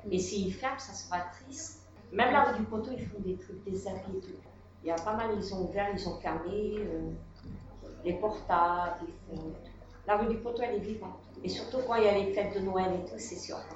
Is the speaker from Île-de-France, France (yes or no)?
yes; Saint-Cloud, Île-de-France, France; now in Paris, France; moi, je suis née à Saint-Cloud, alors moi j'aime les quartiers qui ça bouge, il y a de l'action.